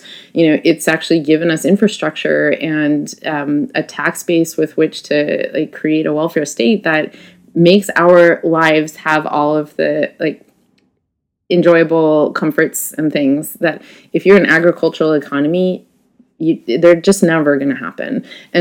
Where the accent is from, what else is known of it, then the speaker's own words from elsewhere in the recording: United States; I am an American woman who has spent a lot of time in these regions